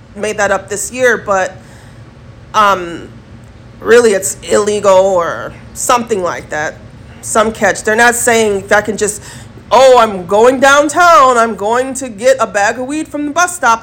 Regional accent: United States; I am an American first class citizen

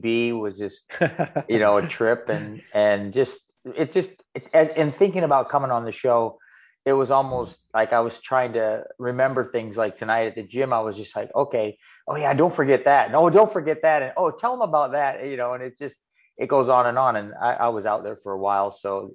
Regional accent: Iowa, United States; moved away as an adult; also born or lived in Marion, Iowa; I'm originally from Iowa

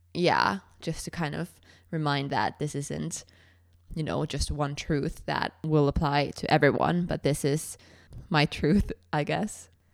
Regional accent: Finland; moved away; also born or lived in Edinburgh; I'm from Finland

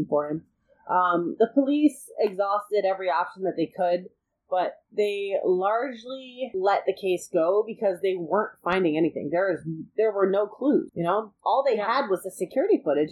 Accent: Ann Arbor, Michigan, United States; I'm from Ann Arbor.

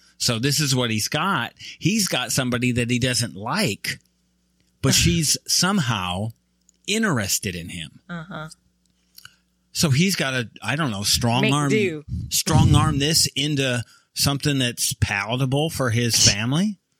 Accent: Michigan, United States; I'm from Michigan.

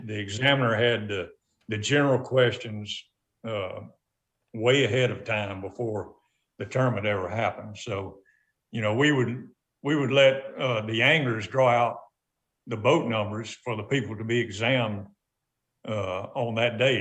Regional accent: Montgomery, Alabama, United States; my childhood in Montgomery, Alabama

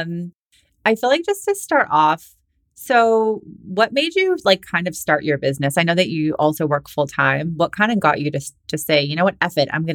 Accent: Boston, Massachusetts, United States; moved away; also born or lived in California; I was living in California. I'm from Boston, and like that's where all my family and friends are

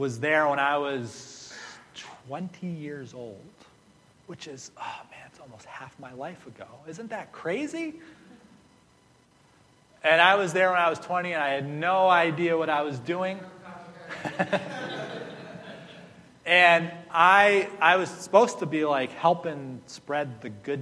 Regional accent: United States; I'm from the U.S.

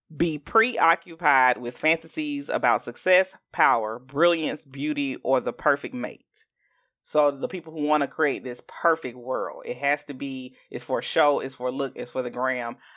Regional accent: Augusta, Georgia, United States; I'm from Augusta, Georgia

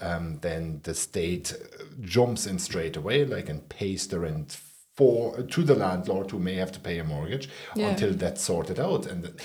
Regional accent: Ireland; I'm Irish, fair enough.

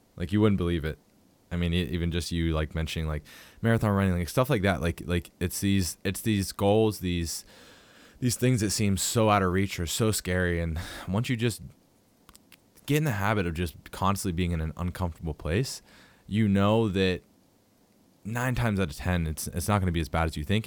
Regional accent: Pittsburgh, Pennsylvania, United States; I'm from Pittsburgh

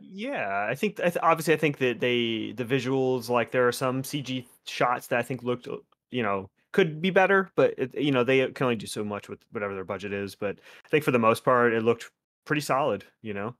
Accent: West Palm Beach, Florida, United States; my hometown area, like West Palm

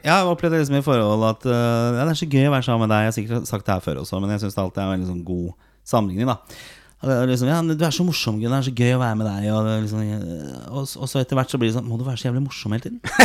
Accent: Oslo, Norway; vi vokste opp på Torshow sammen i, i, Oslo. Østkanten i Oslo

